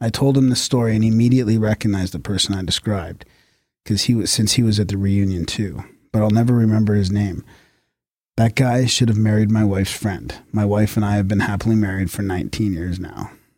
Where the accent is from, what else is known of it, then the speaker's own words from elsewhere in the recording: Maine, United States; I'm from Maine, and it turns out so was he.